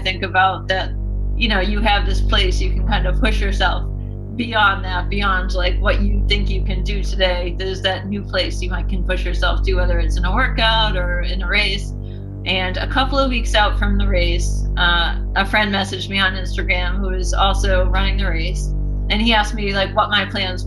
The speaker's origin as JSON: {"language": "English", "town": "Burlington", "region": "Massachusetts", "country": "United States", "tie": "born or raised there", "said": "I grew up in Burlington, Mass, the oldest of two"}